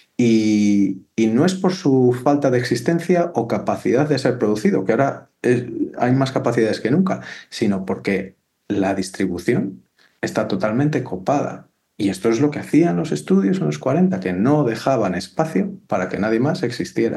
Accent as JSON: {"language": "Spanish", "town": "Valladolid", "region": "Castile and León", "country": "Spain", "said": "yo soy de Valladolid"}